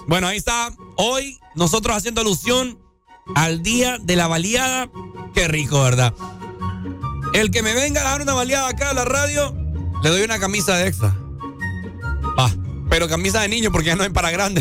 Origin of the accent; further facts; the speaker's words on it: Honduras; como hondureños nosotros